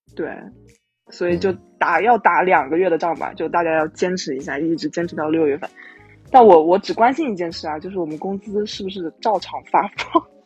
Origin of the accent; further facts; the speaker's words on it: Wuhan, Hubei, China; 首先我是武汉人，一九年年底的时候